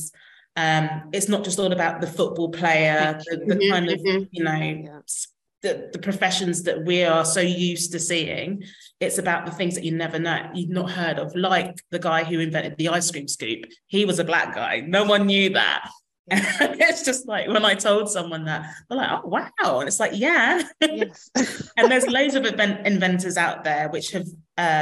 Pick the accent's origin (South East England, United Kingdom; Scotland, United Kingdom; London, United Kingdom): South East England, United Kingdom; High Wycombe; I was born in the UK, in High Wycombe